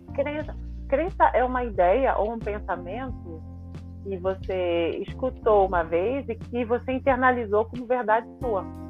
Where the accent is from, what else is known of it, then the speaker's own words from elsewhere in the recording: Rio de Janeiro, Brazil; moved away as an adult; also born or lived in Ireland; now in French Guiana; Eu vim da favela do Rio de Janeiro, do, do centro do Rio lá mesmo